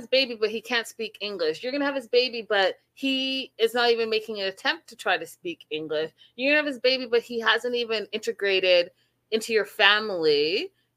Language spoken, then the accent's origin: English; Canada; I am from Canada.